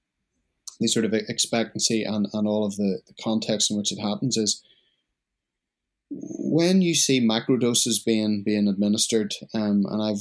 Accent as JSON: {"language": "English", "country": "Australia", "said": "being an Australian citizen"}